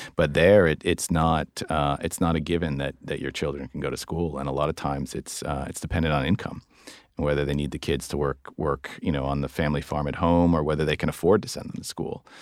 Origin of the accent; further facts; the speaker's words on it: East Coast, United States; I'm American. Uh, grew up, grew up on the East Coast